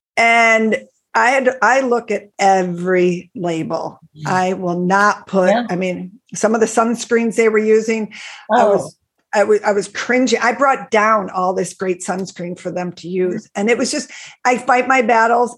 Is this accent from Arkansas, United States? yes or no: no; Buffalo, New York, United States; I grew up in Buffalo, New York. I still live in Buffalo, New York.